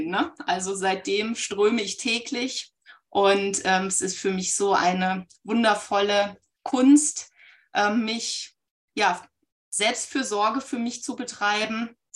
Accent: Baunatal, Hesse, Germany; Ich komme aus Nordhessen, aus dem schönen Baunatal und hier ist irgendwie für Jinshin Jitsu ein Vibe-Spot.

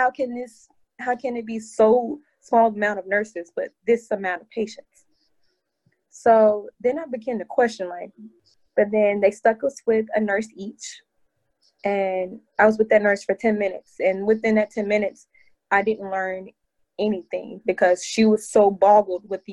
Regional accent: Nashville, Tennessee, United States; also born or lived in Houston, Texas; now in New York, United States; I'm originally from Nashville, Tennessee

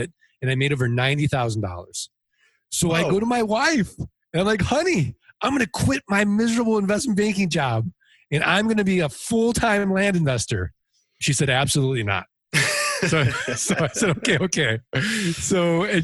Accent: St. Louis, Missouri, United States; I'm from St. Louis, Missouri. I'm from the show me state

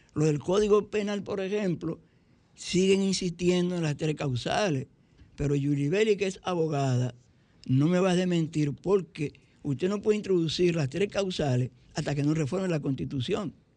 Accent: Santo Domingo Este, Distrito Nacional, Dominican Republic; soy de Santo Domingo Este y resido en Santo Domingo Este

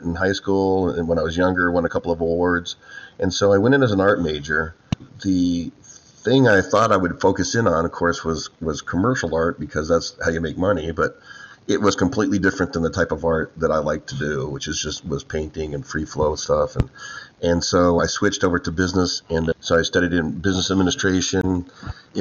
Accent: Downey, California, United States; also born or lived in Texas; I grew up in Southern California, a place called Downey.

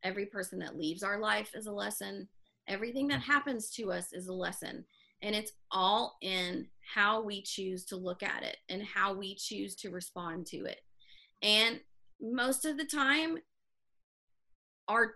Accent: the South, United States; moved away; growing up in the South and moving

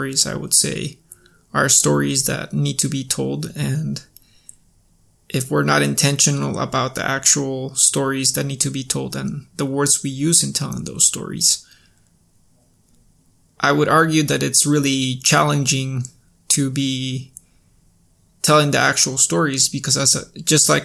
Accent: Cusco, Peru; moved away; Cusco, my hometown

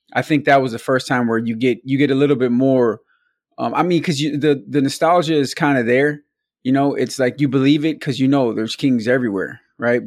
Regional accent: Milwaukee, Wisconsin, United States; we were from Milwaukee, we're from Wisconsin

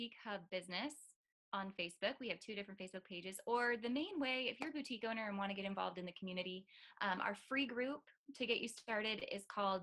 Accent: North Dakota, United States; moved away; I'm from North Dakota originally

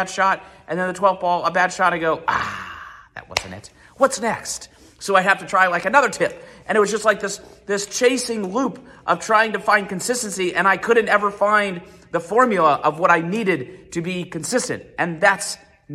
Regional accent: Columbus, Ohio, United States; I grew up playing in Columbus, Ohio, playing at Worthington Hills, graduated from Olentangy in 2004

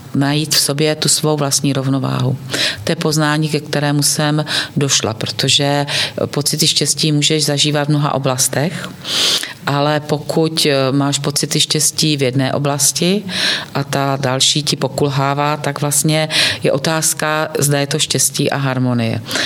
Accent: Bystřice pod Hostýnem, Zlín Region, Czechia; pocházím z Bystřice pod Hostýnem, z toho Zlínského kraje

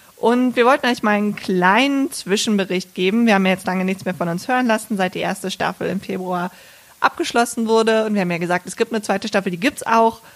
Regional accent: Bergisch Gladbach, North Rhine-Westphalia, Germany; da bin ich aufgewachsen in Bergisch Gladbach mit meinen Eltern und meinem Bruder

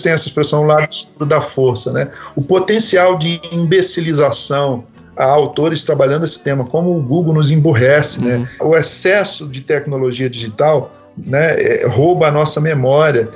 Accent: Rio de Janeiro, Brazil; moved away as an adult; now in São Paulo, Brazil; no bairro que eu cresci no Rio de Janeiro

